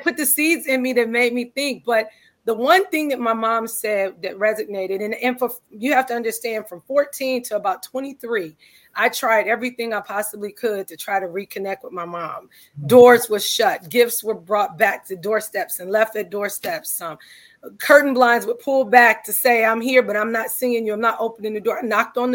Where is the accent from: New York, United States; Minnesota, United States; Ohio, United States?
Ohio, United States; Cleveland; Cleveland, Ohio is my hometown